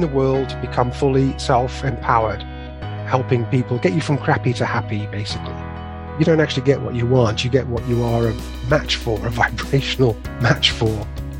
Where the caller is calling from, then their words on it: West Midlands, United Kingdom; I'm in sunny Staffordshire.